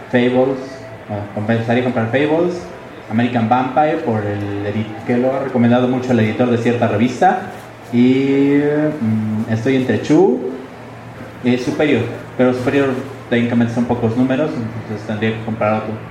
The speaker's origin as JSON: {"language": "Spanish", "region": "State of Mexico", "country": "Mexico", "said": "Vengo del Estado de México"}